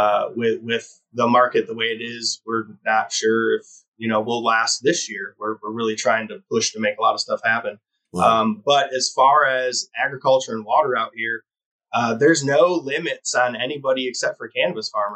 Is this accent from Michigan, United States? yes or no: yes; Michigan, United States; moved away as an adult; now in Humboldt County, United States; I'm an implant. I'm from Michigan. I'm a small business owner, but I didn't grow up in the cannabis industry.